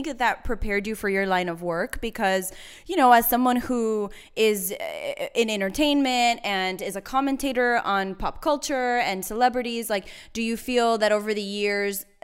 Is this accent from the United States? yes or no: no; Dominican Republic; I was born in some hospital in Dominican Republic.